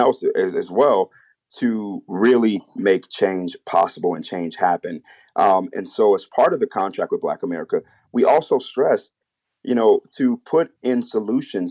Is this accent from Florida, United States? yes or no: no; Chicago, Illinois, United States; I grew up in Chicago